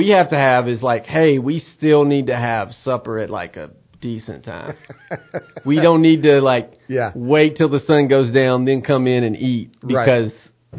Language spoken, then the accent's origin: English; Middle Tennessee, United States; moved away as an adult; also born or lived in Cornersville, Tennessee; now in East Tennessee, United States; I grew up in Middle Tennessee.